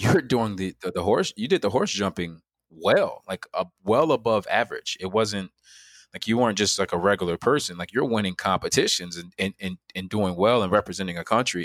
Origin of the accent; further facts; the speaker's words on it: Chicago, Illinois, United States; I'm from Chicago, Illinois. That's where I'm born and raised